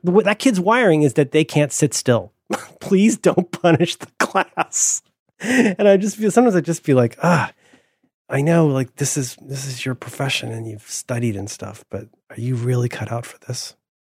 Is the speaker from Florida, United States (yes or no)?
yes; Central Florida, United States; I grew up in Central Florida